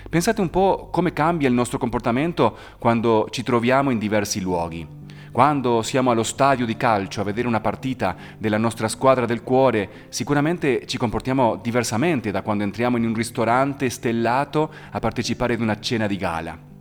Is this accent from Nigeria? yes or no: no; Argentina; now in Italy; Io, per esempio, sono nato in Argentina, che fa parte anche dell'America, ma non sono per niente statunitense.